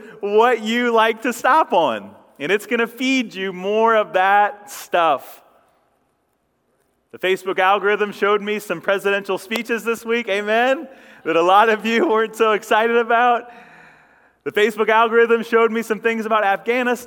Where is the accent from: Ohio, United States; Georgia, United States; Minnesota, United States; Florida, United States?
Ohio, United States; Ashland County; I come from farm country here in Ohio. I grew up over in Ashland County or up in Ashland County